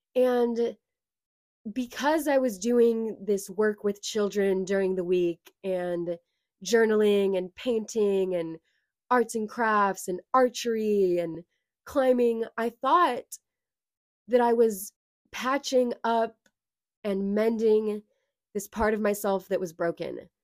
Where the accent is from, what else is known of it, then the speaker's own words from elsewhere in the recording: Lincoln, California, United States; I was born and raised in California